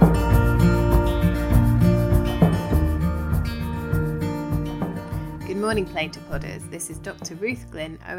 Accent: United Kingdom; I'm typical British

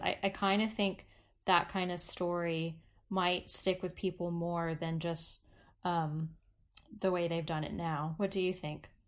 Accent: United States; I am American

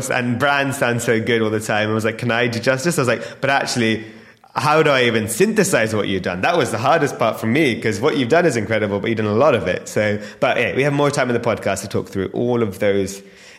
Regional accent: London, United Kingdom; we're both North Londoners

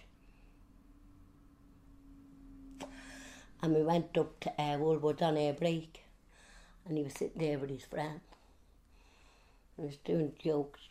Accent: Dublin, Leinster, Ireland; I was born in Sheriff Street. My dad walked on the docks, coal boats

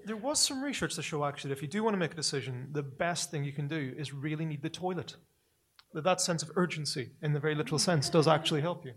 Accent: Northern Ireland, United Kingdom; I'm a person from Northern Ireland. You can tell by the by the accent, right? And we're the people who turned the word kneecap into a verb

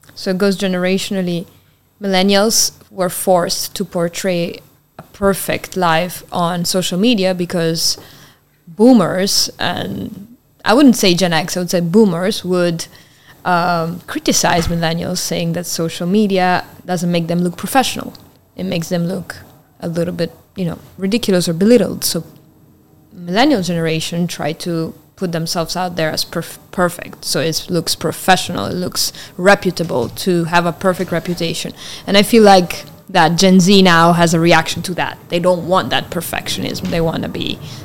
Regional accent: Italian part of Switzerland, Ticino, Switzerland; first language Italian; English is a second language; I grew up on the border between Switzerland and Italy, close to Milan

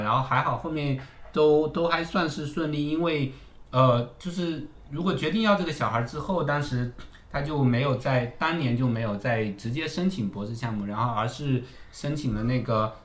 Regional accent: Fujian, China; moved away as an adult; also born or lived in Beijing / United States; now in Shanghai, China; 我是福建人

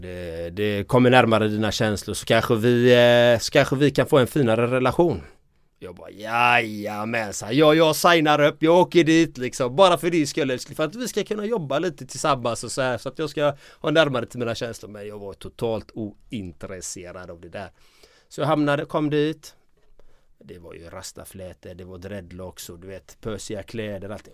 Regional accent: Gothenburg, Västra Götaland, Sweden; Jag är uppvuxen i de östra delarna i Göteborg i en kärnfamilj.

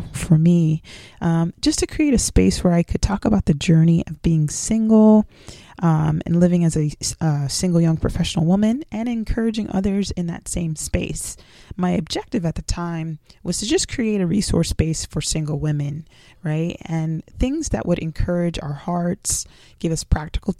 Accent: South Florida, United States; also born or lived in Jamaica; I was raised in South Florida

